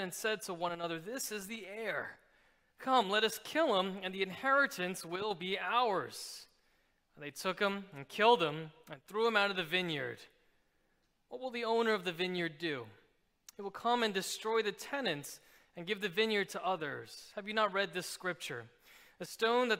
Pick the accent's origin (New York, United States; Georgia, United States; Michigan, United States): New York, United States; New York City; moved away as an adult; now in Philadelphia, United States; I've been in Philadelphia for about coming up on my 10th year, but I'm originally from New York City.